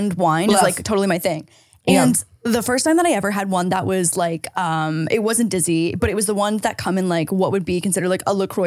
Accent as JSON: {"language": "English", "country": "Canada", "moved": "yes", "lives_now": "California, United States", "said": "I'm from Canada"}